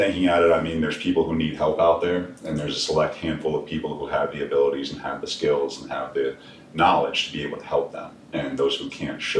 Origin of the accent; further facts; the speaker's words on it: Glen Burnie, Maryland, United States; I'm a local guy. You know, I'm from around the area. I'm from Glen Burnie. I still live in the Glen Burnie area.